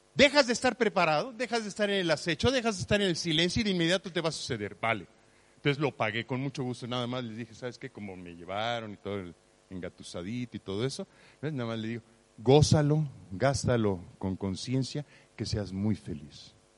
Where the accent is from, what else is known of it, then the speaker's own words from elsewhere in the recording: Mexico; Yo nací en México